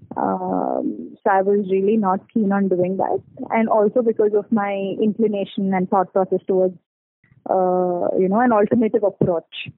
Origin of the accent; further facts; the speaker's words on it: Bangalore, Karnataka, India; I'm from Bangalore and I am 27 years old.